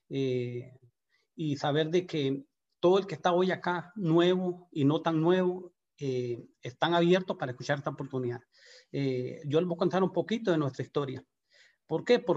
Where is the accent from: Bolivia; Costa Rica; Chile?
Costa Rica; Guanacaste; De verdad que nosotros eh, venimos de Guanacaste con, con, con unas ganas de, trabajar como, como todo el mundo, buscando trabajo